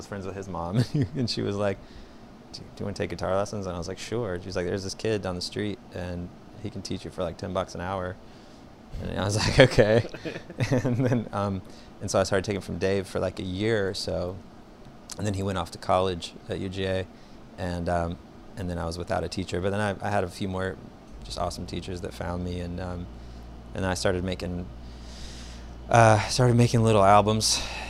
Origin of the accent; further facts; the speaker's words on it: Augusta, Georgia, United States; moved away as an adult; I was born in Augusta, Georgia. Okay. And raised there till I was like, I guess 18, 19